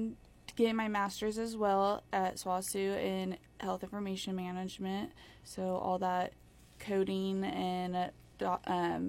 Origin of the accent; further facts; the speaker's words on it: Perry, Oklahoma, United States; now in Weatherford, United States; I'm from Perry, Oklahoma